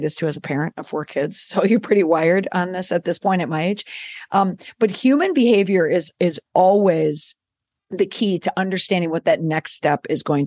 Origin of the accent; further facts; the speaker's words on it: Minneapolis, Minnesota, United States; I'm from the Midwest. I grew up in the Twin Cities